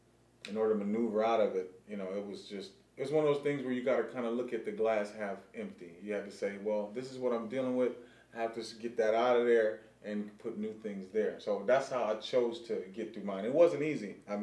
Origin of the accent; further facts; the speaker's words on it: Pasadena, California, United States; also born or lived in Texas / Harlem, New York; I'm originally from, born in Texas, raised in Pasadena, California. My dad brought us out here when I was about in first grade. So, from that moment on, I just embraced that Cali experience and mentality.